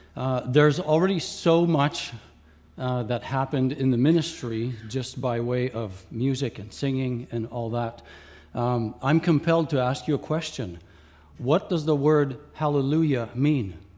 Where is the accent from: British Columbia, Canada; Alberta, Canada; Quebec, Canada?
Quebec, Canada; first language Franglish (French and English); also born or lived in Ontario; I was born in Ontario, but grew up in Quebec